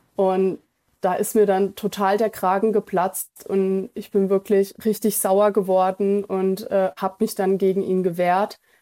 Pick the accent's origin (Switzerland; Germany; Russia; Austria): Germany; wir bezeichnen uns selber auch als Deutsche